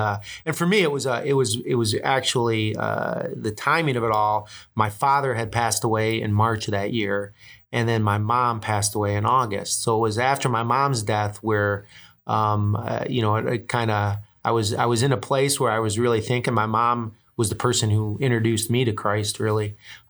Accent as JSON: {"language": "English", "town": "Dearborn Heights", "region": "Michigan", "country": "United States", "said": "I'm from Dearborn Heights, Michigan, just west of Detroit."}